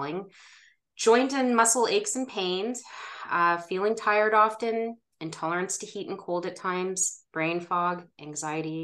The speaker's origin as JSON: {"language": "English", "town": "Ottawa", "region": "Ontario", "country": "Canada", "tie": "born or raised there", "said": "I was born and raised in Ottawa, Ontario, and I still live here"}